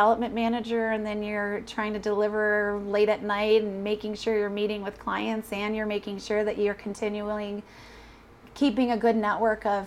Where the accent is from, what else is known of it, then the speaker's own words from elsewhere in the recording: Mount Pleasant, Michigan, United States; now in Colorado, United States; Originally from a little town called Mount Pleasant, Michigan